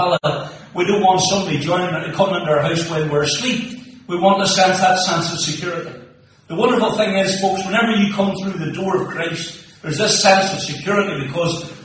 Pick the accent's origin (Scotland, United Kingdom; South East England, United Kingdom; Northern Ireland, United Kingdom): Northern Ireland, United Kingdom; Moneymore; now in Tobermore, United Kingdom; So I grew up in Moneymore, now live in Tubbermore